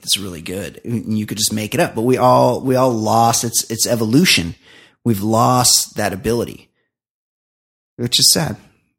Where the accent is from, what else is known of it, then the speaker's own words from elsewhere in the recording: Texas, United States; Like, oh, it's because I'm from Brazos County in South Texas.